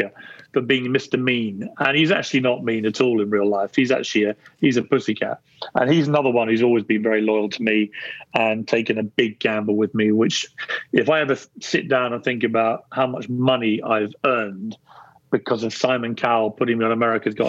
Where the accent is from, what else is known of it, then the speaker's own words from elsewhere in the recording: Guildford, South East England, United Kingdom; I was born in Guildford in Surrey, about an hour south of London.